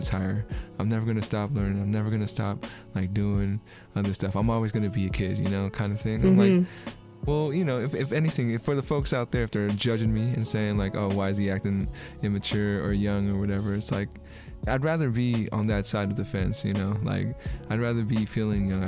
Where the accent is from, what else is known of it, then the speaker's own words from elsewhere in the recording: San Francisco, California, United States; I'm from San Francisco, and, you know, California is very liberal and very, very, like, be you, do you